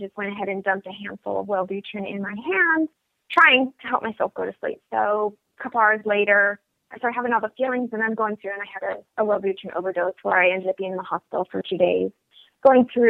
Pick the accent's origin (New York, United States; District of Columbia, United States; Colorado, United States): Colorado, United States; Denver; also born or lived in Washington State / Hawaii; now in Bloomington, United States; I am originally from Denver, Colorado. That is my hometown